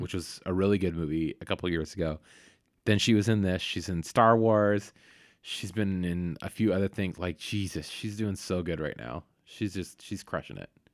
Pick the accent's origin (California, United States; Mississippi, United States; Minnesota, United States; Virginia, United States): California, United States; Vallejo; Vallejo where I grew up